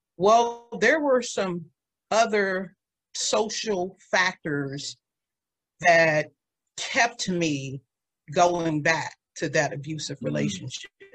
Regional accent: Washington, District of Columbia, United States; also born or lived in Waldorf, Maryland; now in Prince George's County, United States; I grew up in the DMV in some of the most economically depressed neighborhoods in Washington, D.C.

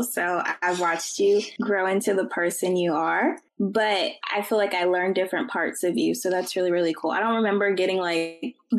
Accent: Richmond, United States; We're both from Richmond. We grew up on the same side of town, which is the south side of Richmond.

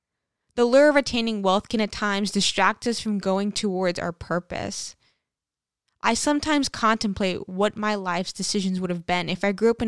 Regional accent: St. Martin; growing up on St. Martin, just at the onset of the digital era, my life was actually paradise.

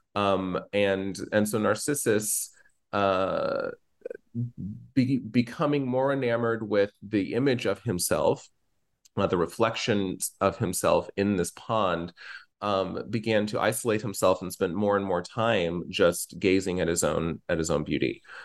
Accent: Norman, Oklahoma, United States; live in Norman, Oklahoma, and I grew up in Norman, Oklahoma.

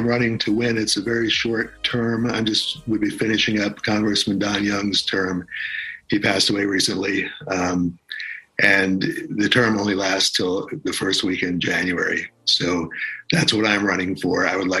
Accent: Washington, District of Columbia, United States; I was born in Washington, D.C.

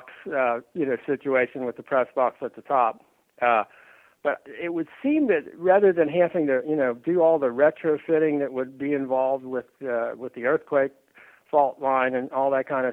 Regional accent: Cincinnati, Ohio, United States; born or raised there; moved away

